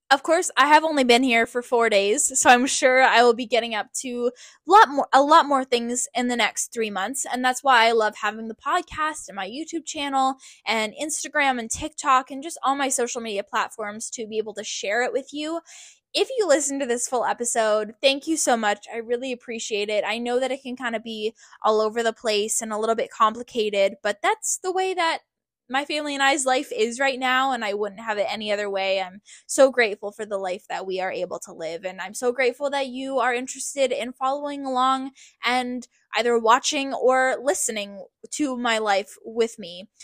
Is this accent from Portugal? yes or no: no; Canada; also born or lived in Hawaii; We were all born and raised in Canada